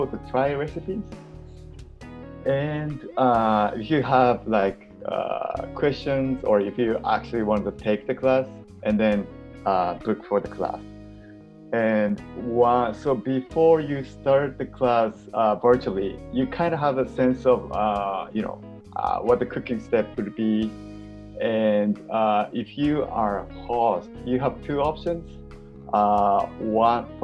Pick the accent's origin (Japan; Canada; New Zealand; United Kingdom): Japan; moved away; I'm originally from Japan and I moved here